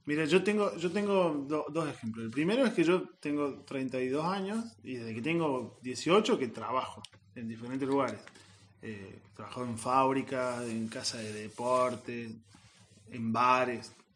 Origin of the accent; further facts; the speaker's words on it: Santa Ana, Córdoba, Argentina; Soy de la sierra, sí yo soy de Santa Ana, que está muy cerquita de Altagracia